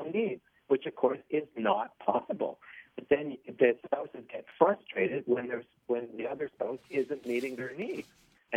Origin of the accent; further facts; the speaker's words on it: Toronto, Ontario, Canada; I grew up in Don Mills